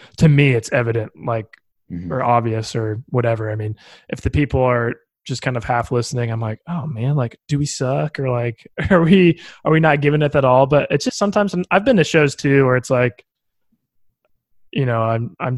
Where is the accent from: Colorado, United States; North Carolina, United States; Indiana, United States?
Indiana, United States; Bloomington; also born or lived in Nashville; places in my hometown, like there's this place, Buzzkirk Chumley in Bloomington